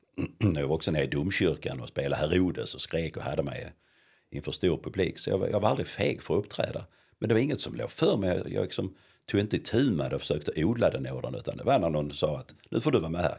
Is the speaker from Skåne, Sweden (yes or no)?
yes; Lund, Skåne, Sweden; uppvuxen i centrala Lund med mamma, pappa och fyra äldre syskon